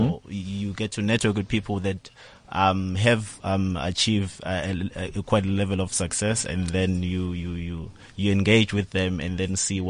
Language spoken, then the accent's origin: English; Standerton, Mpumalanga, South Africa; I'm from Standerton.